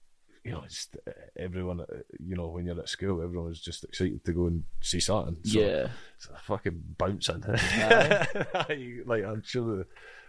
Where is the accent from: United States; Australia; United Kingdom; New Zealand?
United Kingdom; Corfe, South West England; because growing up in Corfe, there's like the Corfe Agro and the Young Corfe Boys.